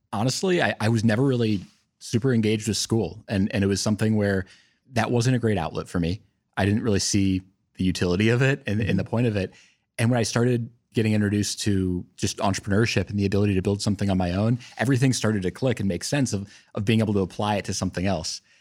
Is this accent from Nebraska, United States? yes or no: no; Milwaukee, Wisconsin, United States; also born or lived in Cincinnati, Ohio; now in Columbus, United States; I'm actually born in Cincinnati, so kind of coming full circle, but but grew up in Milwaukee